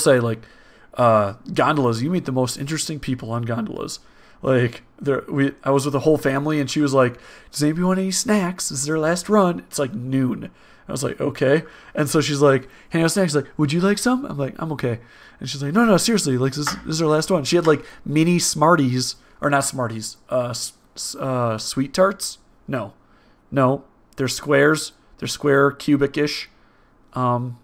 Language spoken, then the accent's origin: English; Wisconsin, United States; We're from Wisconsin.